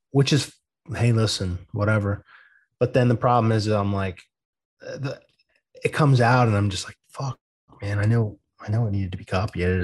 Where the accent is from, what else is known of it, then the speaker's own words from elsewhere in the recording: East Coast, United States; I'm from the East Coast